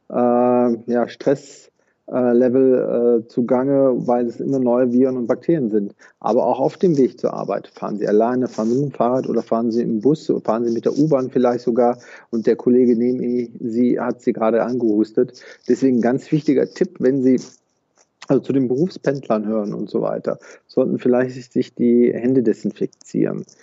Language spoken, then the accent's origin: German; Rhineland, Germany; born there; Also da würde ich als äh, Rheinländer oder gebürtiger Rheinländer sagen, jeder Jeck ist anders.